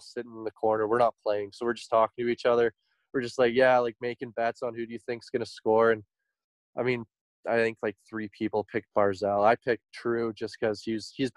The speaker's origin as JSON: {"language": "English", "town": "Grande Prairie", "region": "Alberta", "country": "Canada", "said": "we're from Grand Prairie"}